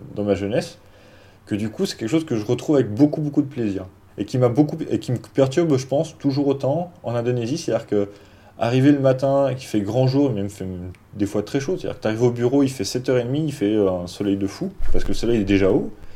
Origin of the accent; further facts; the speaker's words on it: Dijon, Bourgogne-Franche-Comté, France; moved away as an adult; also born or lived in South Asia; je venais pas de Paris, je venais de Dijon